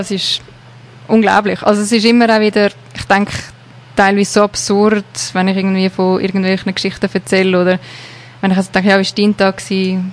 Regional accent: Switzerland; moved away as an adult; now in South Africa; das Leben mal hier in der Schweiz hinter mir zu lassen und auf unbestimmte Zeit eigentlich auf Südafrika zu gehen.

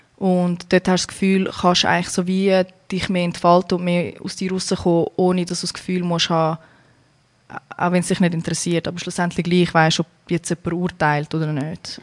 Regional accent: Zurich, Switzerland; moved away as an adult; now in United States; Ursprünglich komme ja. ich von Kroatien, bin aber in der Schweiz geboren und aufgewachsen.

